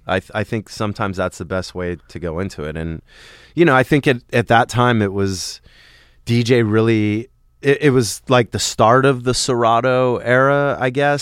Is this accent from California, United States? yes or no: yes; Los Angeles, California, United States; also born or lived in Sherman Oaks / Encino; I grew up in the Valley